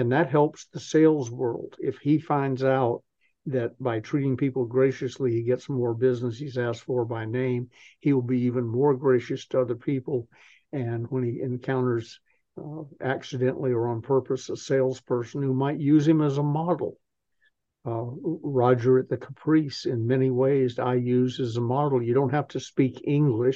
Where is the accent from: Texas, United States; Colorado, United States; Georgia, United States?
Georgia, United States; Atlanta; moved away as an adult; I'm the little southern boy from Atlanta, Georgia